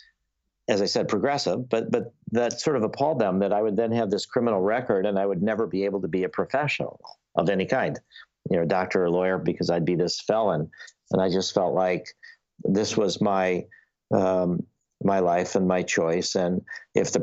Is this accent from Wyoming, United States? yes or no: no; Skokie, Illinois, United States; growing up in Skokie, where everybody is Jewish